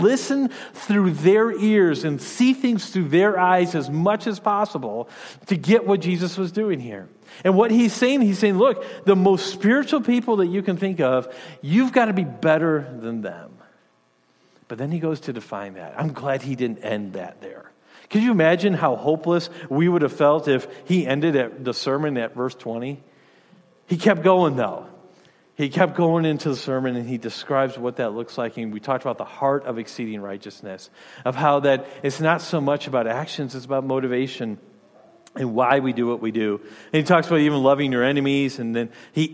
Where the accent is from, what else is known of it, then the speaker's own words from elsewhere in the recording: Michigan, United States; moved away as an adult; also born or lived in Rhode Island / Louisiana / Illinois; now in Wisconsin, United States; I grew up in Michigan.